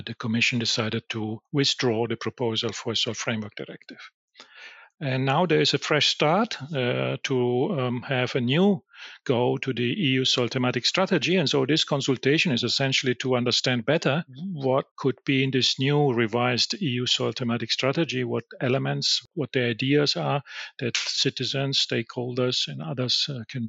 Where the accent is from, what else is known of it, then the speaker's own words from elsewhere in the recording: Italy; I'm from Italy